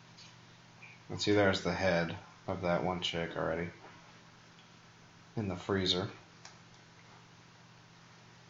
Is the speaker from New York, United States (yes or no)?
yes; New York, United States; I'm from New York